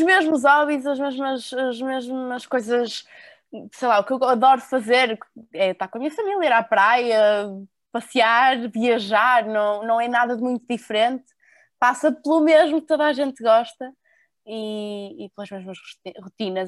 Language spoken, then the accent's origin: Portuguese; Porto, Norte, Portugal; also born or lived in Lisbon; sou do Porto, atualmente moro entre o Porto e Lisboa